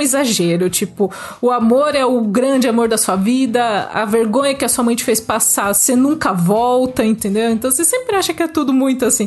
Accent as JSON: {"language": "Portuguese", "country": "Brazil", "tie": "born or raised there", "said": "Eu cresci no Brasil"}